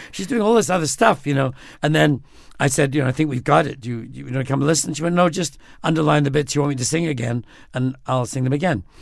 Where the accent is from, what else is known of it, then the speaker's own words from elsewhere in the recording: United Kingdom; I'm British.